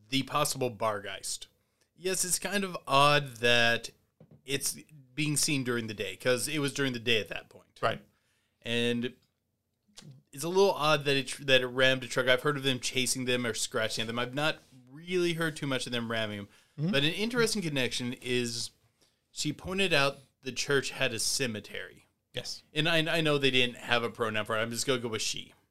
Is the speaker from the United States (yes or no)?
yes; Hayden, Indiana, United States; moved away; I'm from Hayden, Indiana.